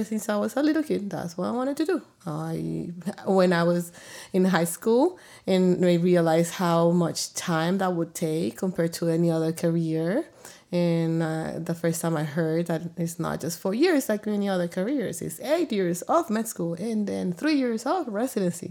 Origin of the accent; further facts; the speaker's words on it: El Salvador; now in Arizona, United States; born in El Salvador to a family where my dad was a provider